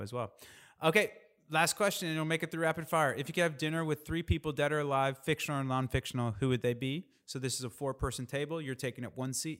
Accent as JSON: {"language": "English", "region": "Indiana", "country": "United States", "said": "I'm from Indiana"}